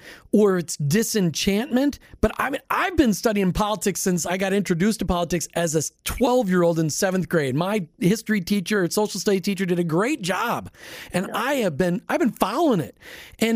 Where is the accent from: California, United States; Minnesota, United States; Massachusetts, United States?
Minnesota, United States; growing up in Minnesota